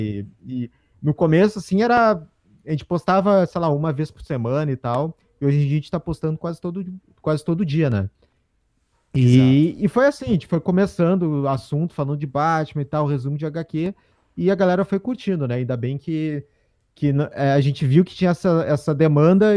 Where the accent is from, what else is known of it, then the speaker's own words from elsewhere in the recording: Porto Alegre, Rio Grande do Sul, Brazil; nós somos nós somos aqui de Porto Alegre, Rio Grande do Sul